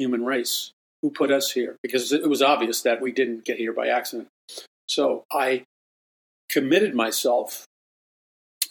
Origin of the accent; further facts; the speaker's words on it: New York City, New York, United States; growing up in Jackson Heights, Queens